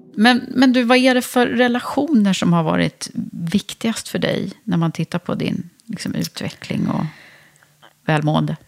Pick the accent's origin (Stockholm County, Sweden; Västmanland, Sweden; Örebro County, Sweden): Stockholm County, Sweden; Södertälje; jag kommer ju uppvuxen från, i Södertälje i höghusområdet